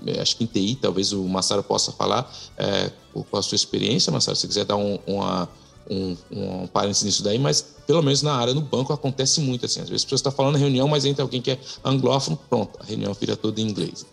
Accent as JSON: {"language": "Portuguese", "country": "Brazil", "moved": "yes", "lives_now": "Quebec, Canada", "said": "eu sou imigrante, venho do Brasil, eu falo francês, falo inglês, falo português, mas se na minha casa eu falo mais português do que francês"}